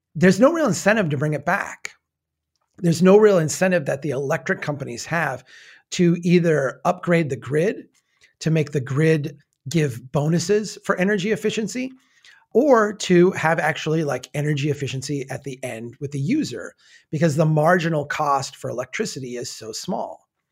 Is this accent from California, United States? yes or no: no; Brainerd, Minnesota, United States; my hometown has its own electric grid